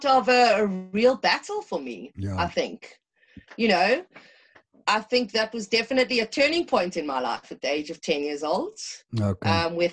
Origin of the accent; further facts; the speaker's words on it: Johannesburg, Gauteng, South Africa; now in Cape Town, South Africa; I was one of those blessed children that grew up on a farm in Rivonia, Sunninghill Park.